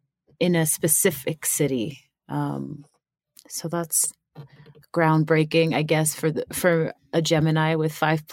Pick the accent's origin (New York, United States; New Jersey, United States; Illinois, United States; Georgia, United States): New York, United States; Staten Island; born there; I am a daughter of immigrants from Ghana and Liberia. And I was born in Staten Island, New York.